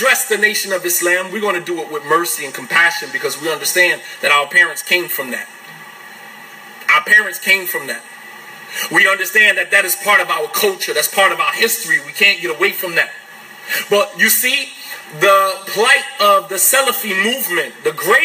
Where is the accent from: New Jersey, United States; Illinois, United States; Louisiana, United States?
New Jersey, United States; East Orange; also born or lived in Saudi Arabia; I'm African American. I came from the slums of New Jersey, East Orange, New Jersey.